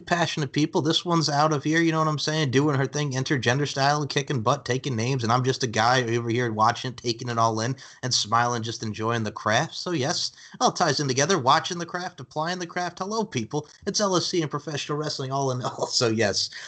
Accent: Long Island, New York, United States; now in Myrtle Beach, United States; as a kid growing up on Long Island, New York

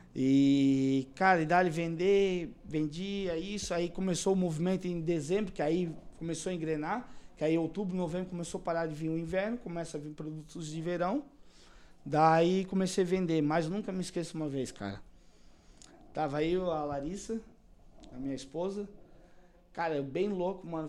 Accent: Blumenau, Santa Catarina, Brazil; eu sou natural aqui mesmo de Blumenau

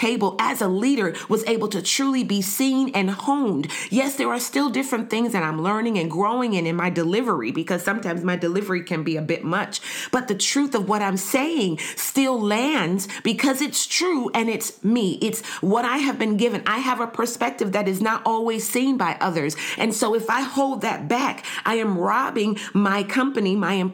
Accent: United States; now in Canada; Me being an American living in Canada

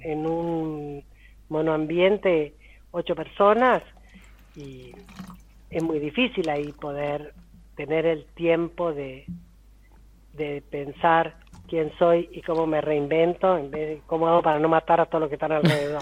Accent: Argentina; yo soy argentina

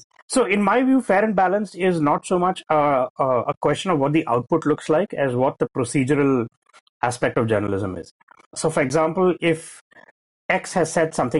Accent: India; growing up in India in the 90s

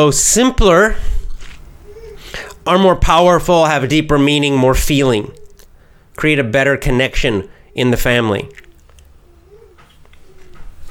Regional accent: the American South, United States; I'm a Southerner

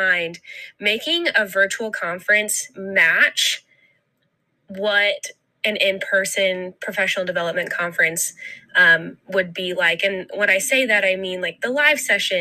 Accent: Ogilvie, Minnesota, United States; I am from Ogilvie, Minnesota

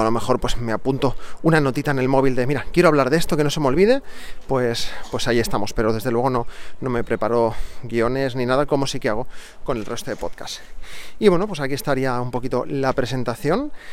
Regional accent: Barcelona, Catalonia, Spain; soy de Barcelona

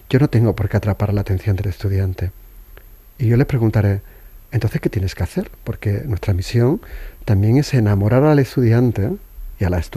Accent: Seville, Andalusia, Spain; yo soy andaluz, podría hablar a una velocidad de vértigo, incluso comerme las palabras en Triana, que es donde me he criado, y me entenderían

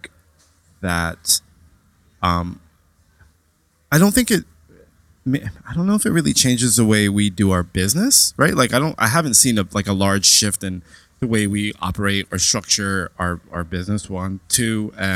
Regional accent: New York, United States; born and raised in New York

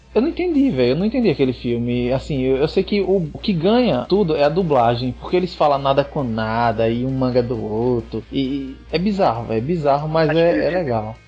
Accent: Northeast Region, Brazil; a gente, como nordestino que se preze

